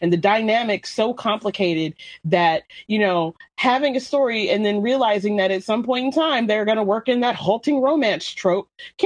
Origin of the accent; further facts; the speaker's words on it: United States; I'm American